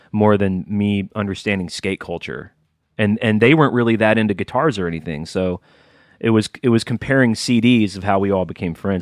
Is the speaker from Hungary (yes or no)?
no; Alabama, United States; growing up in Alabama